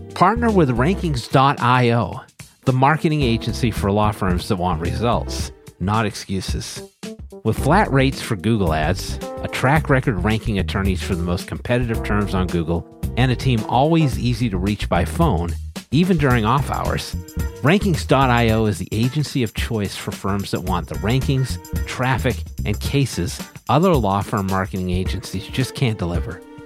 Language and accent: English; New England, United States; I'm from New England